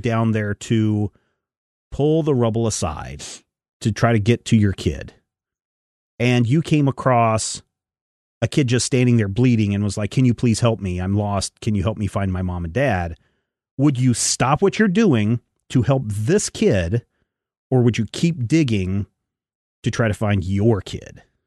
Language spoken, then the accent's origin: English; United States